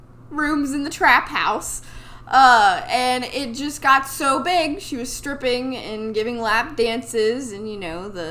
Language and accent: English; Dayton, Ohio, United States; Shout out to my hometown, Dayton, Ohio.